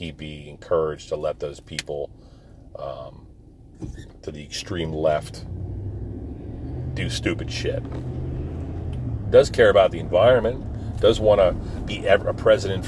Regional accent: New Jersey, United States; These guys I grew up with in Jersey

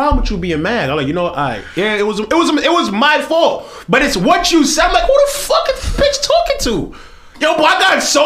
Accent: New York City, New York, United States; I'm from Flatbush. I'm from the 50s, born and raised

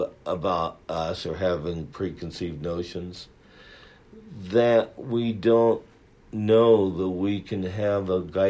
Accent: Pittsburg, California, United States; I grew up in the East Bay area of California in a town called Pittsburgh.

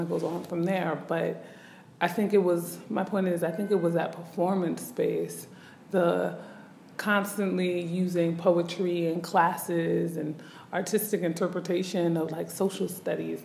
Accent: Newark, New Jersey, United States; moved away as an adult; also born or lived in Indianapolis, Indiana; I grew up in Newark, New Jersey specifically, migrating to the Midwest, Indianapolis specifically

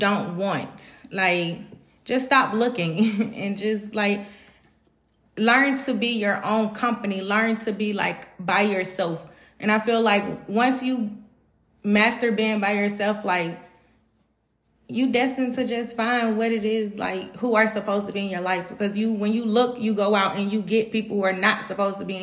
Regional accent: Atlanta, Georgia, United States; I'm from Atlanta, Georgia.

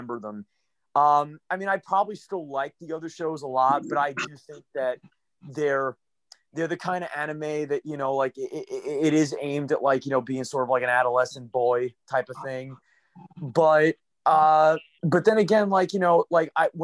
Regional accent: United States; being American

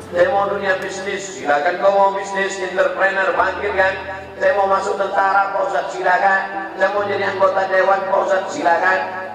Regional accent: Pekanbaru, Riau, Indonesia; kampung saya, di Pekanbaru-Riau

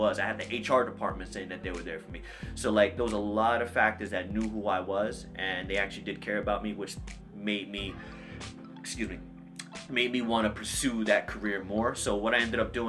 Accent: Roselle, New Jersey, United States; also born or lived in Hoboken, New Jersey; I'm from Roselle, New Jersey. I was born and raised in New Jersey. I was born in Hoboken

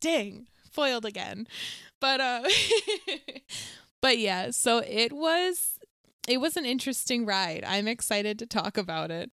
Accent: Bowie, Maryland, United States; I'm from Bowie

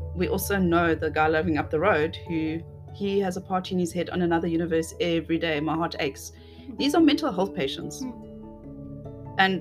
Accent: South Africa; as a South African citizen

